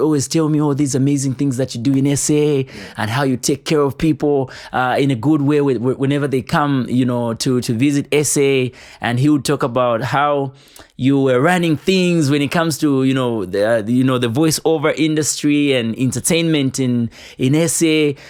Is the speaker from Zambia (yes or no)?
yes; Kabwe, Central Province, Zambia; growing up in Kabwe